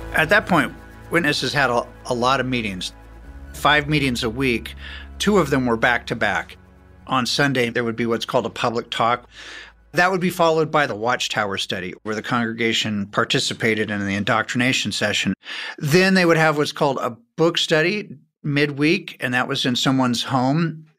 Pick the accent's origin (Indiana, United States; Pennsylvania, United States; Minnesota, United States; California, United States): California, United States; Beverly Hills; I was born in Beverly Hills.